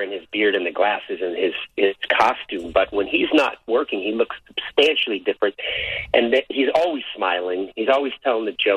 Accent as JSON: {"language": "English", "town": "Carmel", "region": "California", "country": "United States", "tie": "born or raised there", "said": "I was born in Carmel"}